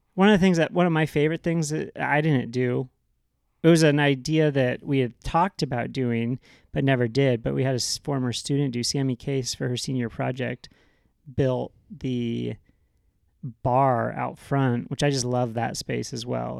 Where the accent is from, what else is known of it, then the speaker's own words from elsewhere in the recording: Seattle, Pacific Northwest, United States; now in California, United States; I grew up in the Pacific Northwest